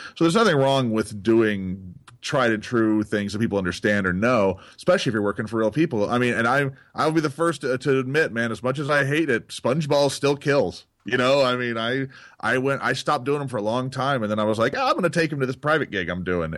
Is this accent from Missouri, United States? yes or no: no; Texas, United States; moved away; I grew up in Texas